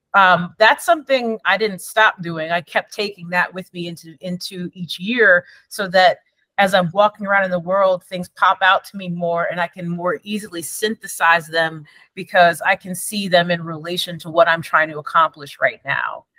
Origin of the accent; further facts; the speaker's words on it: Endicott, New York, United States; from being a kid growing up in Endicott, New York.